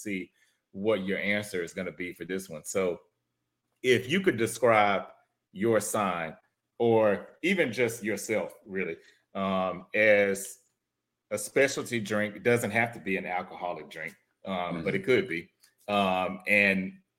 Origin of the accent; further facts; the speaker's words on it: Houston, Texas, United States; now in Dallas, United States; I'm originally from Houston, but I live in Dallas